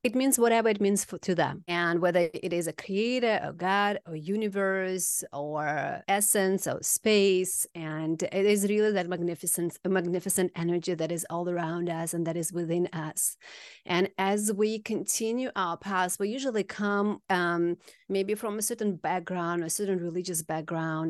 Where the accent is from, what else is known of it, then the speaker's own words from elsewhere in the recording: Kazakhstan; moved away; From Kazakhstan originally.